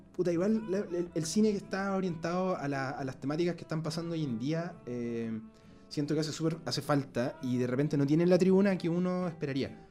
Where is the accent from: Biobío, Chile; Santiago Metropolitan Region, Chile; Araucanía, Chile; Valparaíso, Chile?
Biobío, Chile; Concepción; moved away; en mi ciudad de Concepción